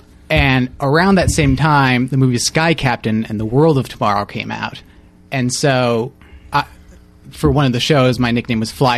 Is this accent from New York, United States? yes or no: no; Portland, Oregon, United States; I'm from Portland, Oregon. We don't have baseball there.